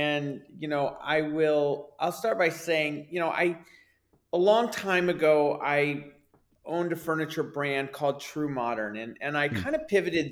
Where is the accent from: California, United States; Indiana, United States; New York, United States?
California, United States; Bay Area; growing up in the Bay Area